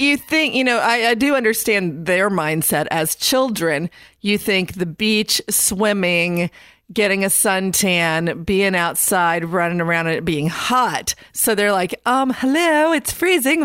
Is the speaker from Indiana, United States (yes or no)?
yes; Indiana, United States; now in North Carolina, United States; I'm from Indiana.